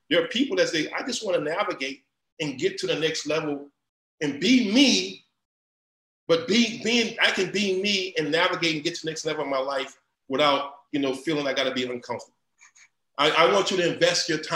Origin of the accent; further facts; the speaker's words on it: New Iberia, Louisiana, United States; moved away; I'm from New Iberia, Louisiana, I'm from the boot, I mean the mud